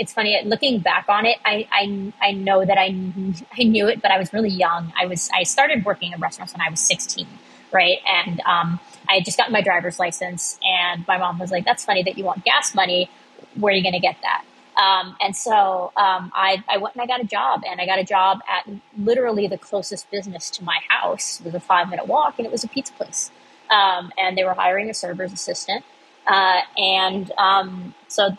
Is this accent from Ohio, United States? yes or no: yes; Cincinnati, Ohio, United States; moved away as an adult; also born or lived in Boston; I grew up in Cincinnati, but went to college in Boston